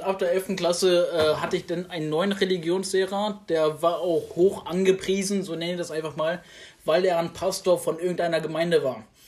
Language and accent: German; Germany; ich bin in Deutschland geboren, ich bin hier aufgewachsen